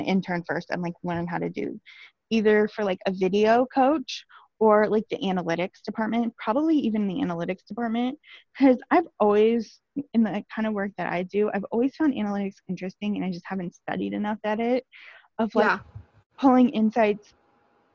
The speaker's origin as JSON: {"language": "English", "town": "Omaha", "region": "Nebraska", "country": "United States", "said": "I'm from the Omaha area"}